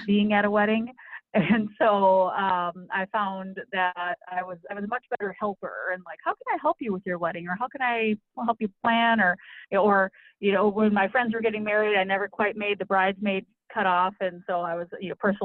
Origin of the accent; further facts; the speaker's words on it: Minneapolis, Minnesota, United States; I'm from Minnesota, lived here in the Twin Cities all my life